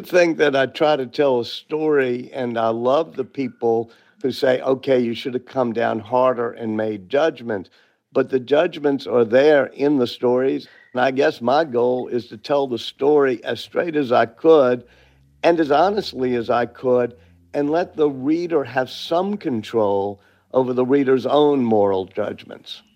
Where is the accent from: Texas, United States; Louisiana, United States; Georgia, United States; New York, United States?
Louisiana, United States; New Orleans; I'm from New Orleans